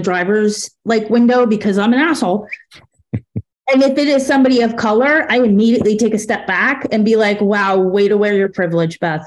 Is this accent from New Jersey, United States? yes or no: yes; New Jersey, United States; I'm from Jersey